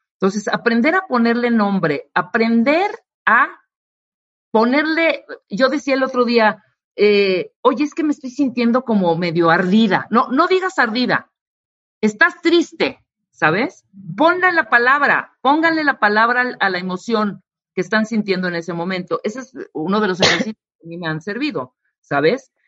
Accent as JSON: {"language": "Spanish", "country": "Mexico", "said": "como mexicana que soy"}